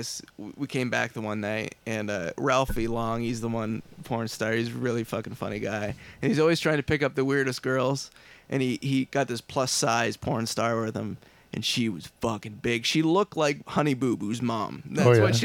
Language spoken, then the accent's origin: English; Ayr, Ontario, Canada; my hometown, which would be Ayr, Ontario.